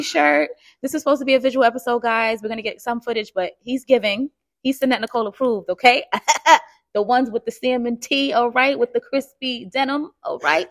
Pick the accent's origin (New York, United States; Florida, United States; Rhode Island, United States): New York, United States; New York City; I'm born and raised in Harlem